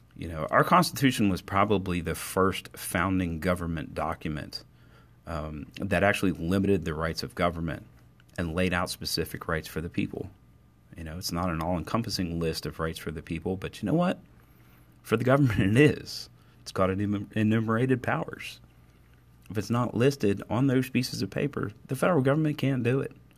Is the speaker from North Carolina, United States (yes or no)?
no; Cumberland, Maryland, United States; my hometown of Cumberland, Maryland